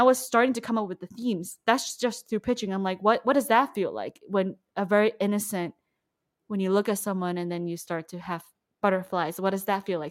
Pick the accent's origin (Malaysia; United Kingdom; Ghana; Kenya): Malaysia; moved away; I'm from Malaysia